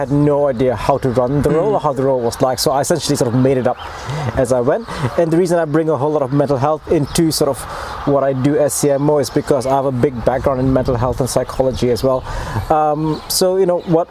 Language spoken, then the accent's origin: English; Malaysia; now in Invercargill, New Zealand; I'm originally from Malaysia.